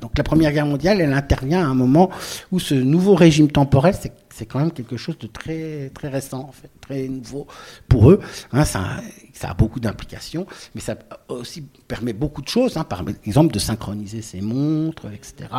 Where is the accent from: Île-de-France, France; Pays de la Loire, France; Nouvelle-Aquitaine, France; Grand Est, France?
Grand Est, France; Lorraine; j'ai grandi en Lorraine